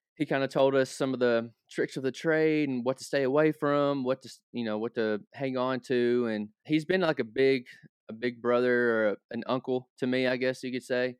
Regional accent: Hopkinsville, Kentucky, United States; So, Hopkinsville is only an hour north of Nashville. So, I grew up around country music

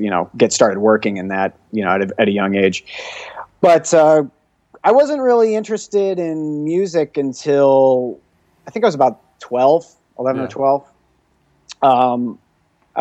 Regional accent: Syracuse, New York, United States; I grew up in Syracuse, New York, which is in the central New York area, right smack dab in the middle of New York State

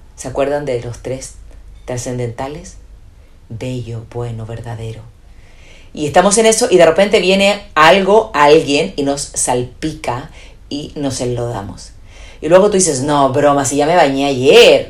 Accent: Chile; moved away; also born or lived in Spain; soy chilena

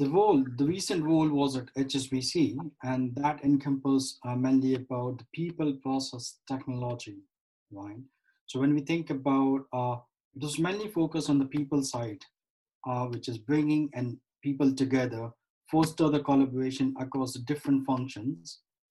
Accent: India; I was born and raised in India in the family of accommodations.

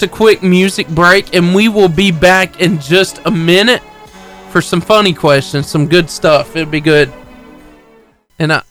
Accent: Arab, Alabama, United States; it's where I live. I'm from Arab

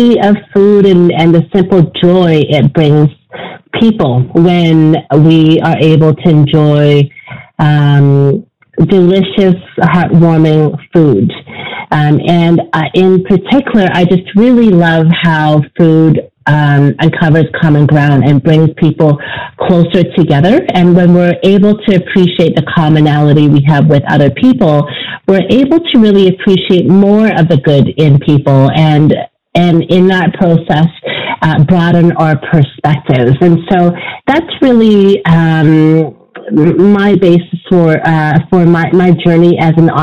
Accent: Vancouver, British Columbia, Canada; also born or lived in Hong Kong; I'm an immigrant to Vancouver

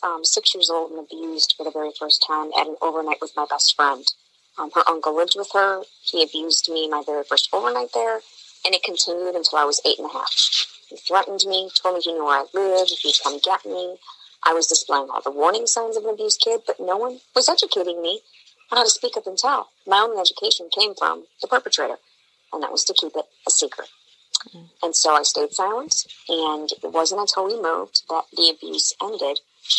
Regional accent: Illinois, United States; when I was getting this passed in my home state of Illinois

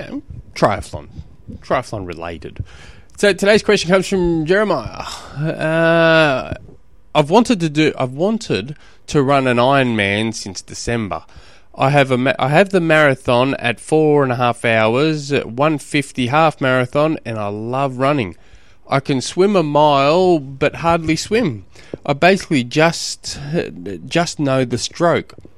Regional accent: Australia; I'm an Australian, an Aussie.

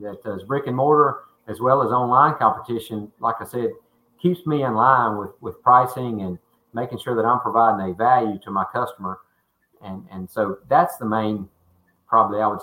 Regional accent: Tuscaloosa, Alabama, United States; I'm a homeboy, always been in Tuscaloosa, and I love the West Alabama area. I love my hometown

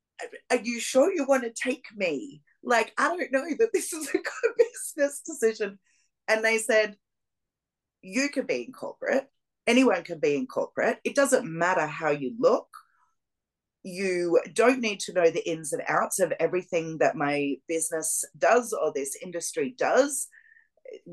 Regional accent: Melbourne, Victoria, Australia; moved away; Melbourne, which is my hometown in Australia

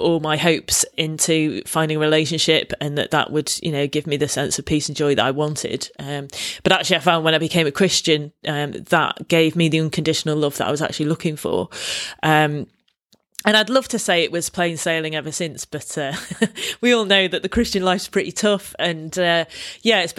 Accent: Manchester, North West England, United Kingdom; accent: Mancunian; moved away as an adult; also born or lived in London; I grew up in Manchester, went to university in London, and having a strong Mancunian accent

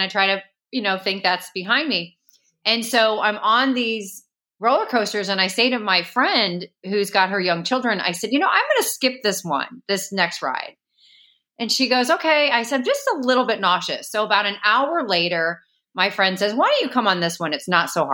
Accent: St. Louis, Missouri, United States; moved away; also born or lived in Chicago, Illinois; I grew up in St. Louis, Missouri. I was actually born in Chicago originally, and I lived there till I was six

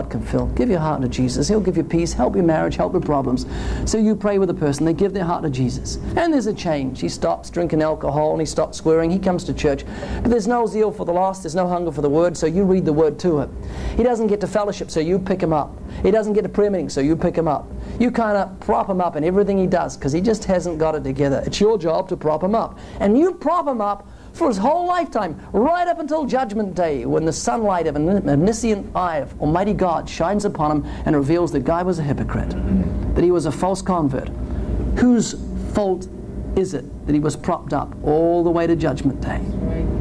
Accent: New Zealand; I come from New Zealand, 70 million sheep, 3 million people.

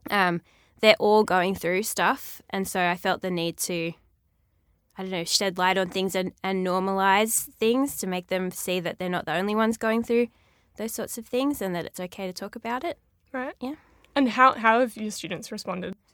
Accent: Ulladulla, New South Wales, Australia; also born or lived in Milton, Australia; Well, I was born in Milton and then we moved to Ulladulla

